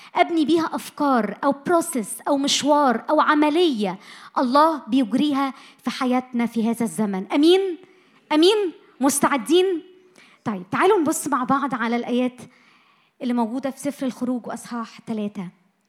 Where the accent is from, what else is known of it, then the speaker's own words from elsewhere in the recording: Egypt; اتولدنا وعشنا وتربينا في مصر